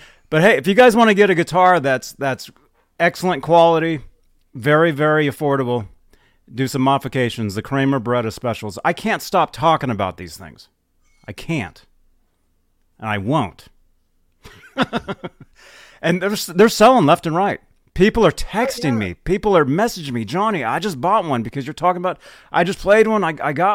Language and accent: English; Nebraska, United States; moved away; I grew up partly in Nebraska